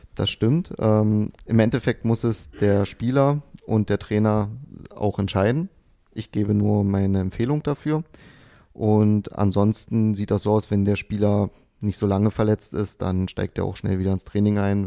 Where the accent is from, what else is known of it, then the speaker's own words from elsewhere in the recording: Dessau, Saxony-Anhalt, Germany; moved away; Ich komme ja nicht aus Potsdam oder aus Berlin, ich bin ja aus Dessau, also Sachsen-Anhalt